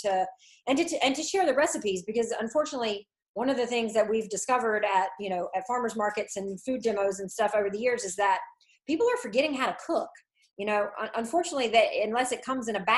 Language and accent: English; Franklin County, Eastern North Carolina, United States; I'm originally from Eastern North Carolina, Franklin County, which is a rural farming county